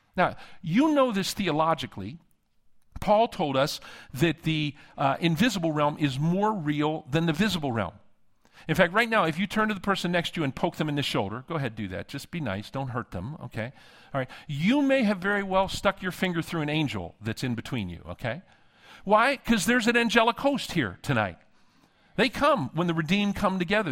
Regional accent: Pittsburgh, Pennsylvania, United States; moved away; I'm from Western P A, Pittsburgh originally

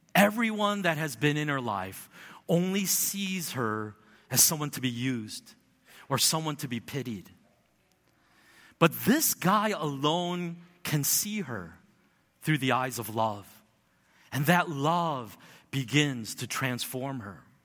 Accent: United States; I grew up in America

